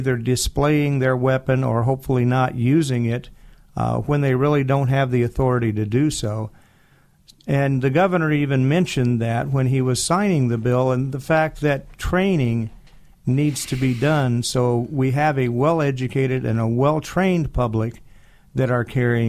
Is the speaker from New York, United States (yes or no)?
no; Boise, Idaho, United States; Well, I was raised as an Air Force brat. My father was in the Air Force, a career man. And he ended up retiring here in the Boise area. So I went to school in Boise High